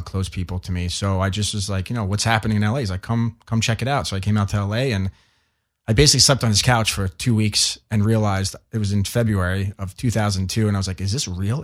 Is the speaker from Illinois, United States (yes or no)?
no; New York, United States; I was born and raised in New York, and my parents are from Italy.